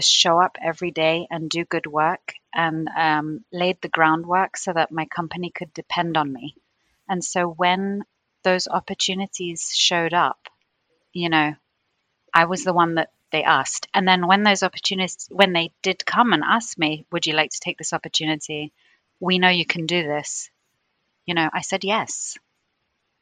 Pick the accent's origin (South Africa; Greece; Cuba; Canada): Greece; moved away as an adult; also born or lived in London, United Kingdom / United Arab Emirates; now in New Jersey, United States; moved back to Greece, which is my home country